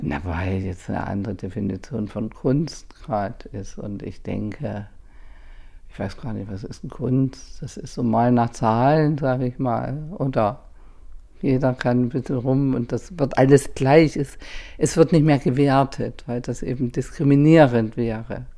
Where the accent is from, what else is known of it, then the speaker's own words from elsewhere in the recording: Germany; ich komme aus der DDR